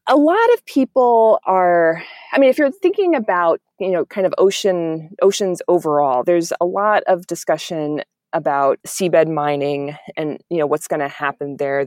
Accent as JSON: {"language": "English", "town": "Miami", "region": "Florida", "country": "United States", "tie": "born or raised there", "said": "I grew up in Miami, which is right on the ocean"}